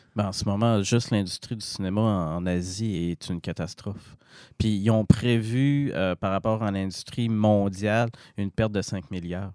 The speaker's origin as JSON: {"language": "French", "town": "Jonquière", "region": "Quebec", "country": "Canada", "said": "je suis de Jonquière."}